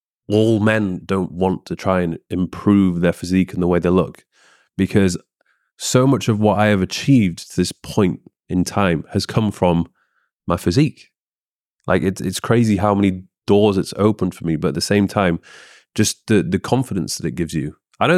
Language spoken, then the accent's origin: English; Leeds, Yorkshire and the Humber, United Kingdom; Leeds, yeah.